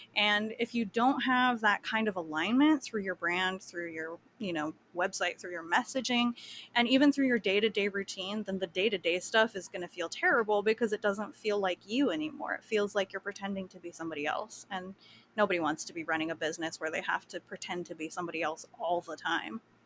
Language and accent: English; Kauai, Hawaii, United States; I grew up on Kauai